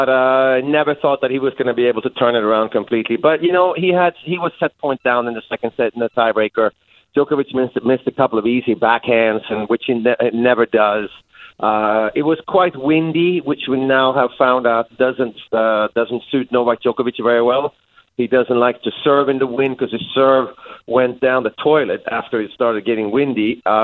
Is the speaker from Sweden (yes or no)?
yes; Sweden; I'm back home in my home country in Sweden to visit some family.